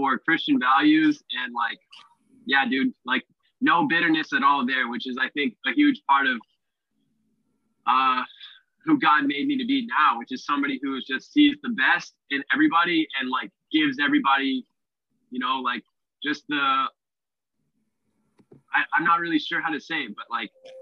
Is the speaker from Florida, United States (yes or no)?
yes; Orlando, Florida, United States; moved away as an adult; now in Australia; I was born in Orlando, Florida. And I've never been so proud to be from somewhere. I love telling people I'm from Orlando. I had a great upbringing